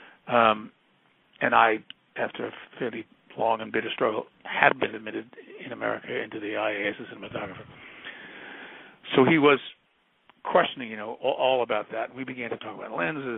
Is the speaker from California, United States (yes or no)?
no; New York, United States; I'm from New York